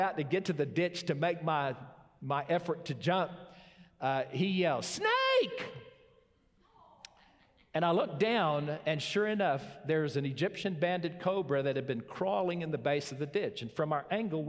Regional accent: Zimbabwe; growing up in Zimbabwe

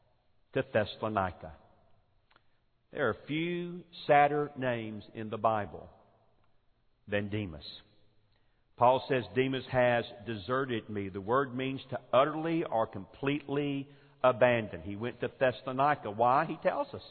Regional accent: Forest Park, Georgia, United States; moved away; the church that I grew up in Forest Park, Georgia

